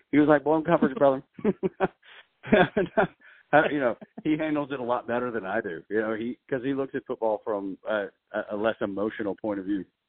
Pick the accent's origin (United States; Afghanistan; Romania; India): United States; Dalton, Georgia; I'm born and raised in Dalton, yep. Georgia.